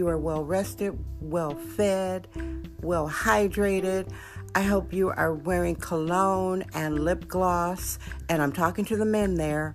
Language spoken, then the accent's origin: English; Wisconsin, United States; now in San Francisco, United States; I was born, raised, and educated in Wisconsin